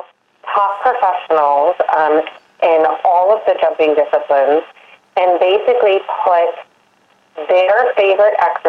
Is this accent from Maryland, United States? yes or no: yes; Maryland, United States; I am born and raised in Maryland, lucky to kind of be in the heart of horse country here